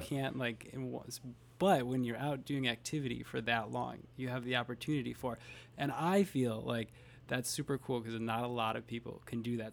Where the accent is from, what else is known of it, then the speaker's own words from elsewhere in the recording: Fond du Lac, Wisconsin, United States; We're both from Fond du Lac.